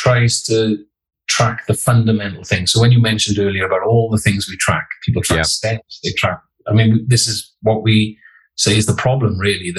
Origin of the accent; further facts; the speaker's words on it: the Welsh Valleys, Wales, United Kingdom; I grew up in the Welsh Valleys